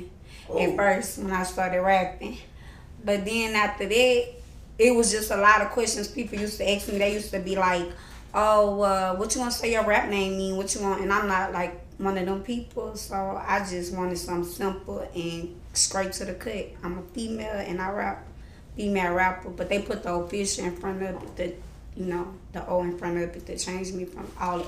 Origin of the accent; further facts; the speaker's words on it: Baton Rouge, Louisiana, United States; That's like on the north side of Baton Rouge.